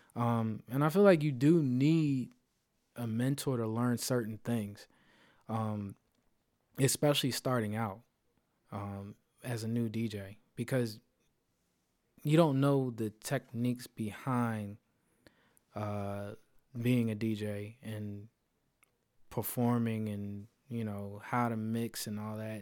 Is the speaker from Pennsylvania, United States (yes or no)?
yes; Philadelphia, Pennsylvania, United States; in Philly, in my hometown